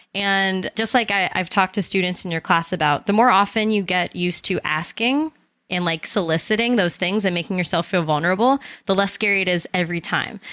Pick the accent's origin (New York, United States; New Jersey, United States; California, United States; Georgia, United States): New York, United States; Albany; I'm originally from Albany, New York